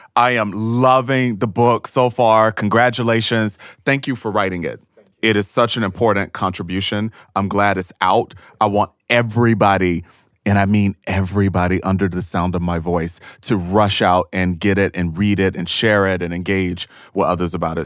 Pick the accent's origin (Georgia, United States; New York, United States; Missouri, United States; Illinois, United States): Georgia, United States; Thomasville; moved away as an adult; I am from Thomasville, Georgia, a racially segregated small town uh, in deep, deep, deep Georgia